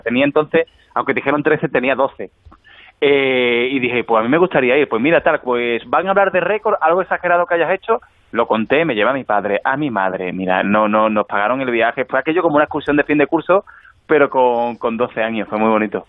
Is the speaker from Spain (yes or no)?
yes; Alcalá, Spain; yo en mi pueblo, en, Alcalá